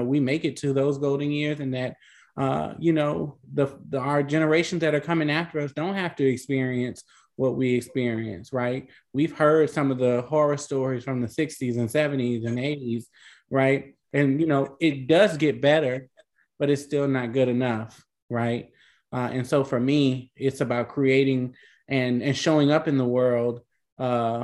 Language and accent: English; New Orleans, Louisiana, United States; I'm from New Orleans